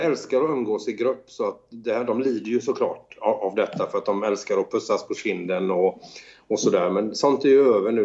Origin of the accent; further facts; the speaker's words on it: Sweden; now in Italy; som svensk musiker